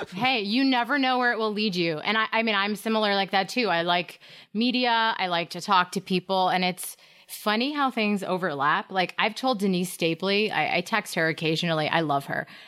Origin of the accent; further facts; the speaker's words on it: Hampton Falls, New Hampshire, United States; I was in Hampton Falls, my hometown